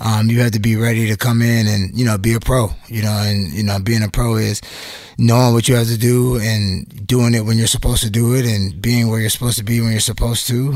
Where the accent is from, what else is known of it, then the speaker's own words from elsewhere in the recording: Atlanta, Georgia, United States; I was born in Atlanta